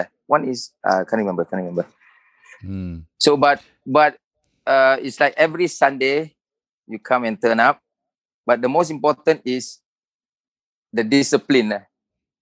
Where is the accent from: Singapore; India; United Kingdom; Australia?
Singapore; I grew up in Hougang Avenue 3.